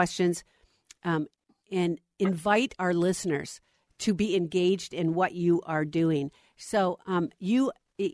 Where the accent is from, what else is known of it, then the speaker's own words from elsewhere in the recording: Minnesota, United States; I am now back in my home state of Minnesota